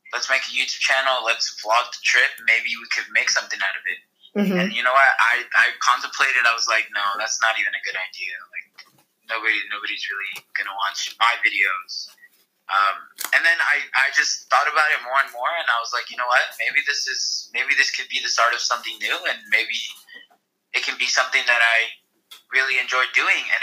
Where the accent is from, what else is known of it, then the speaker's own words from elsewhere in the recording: Santa Clara, California, United States; now in East Bay, United States; um, I grew up in the Bay Area. I grew up in uh, Santa Clara area.